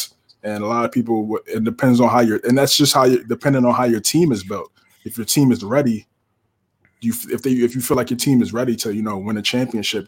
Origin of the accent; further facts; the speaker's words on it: United States; growing up in the States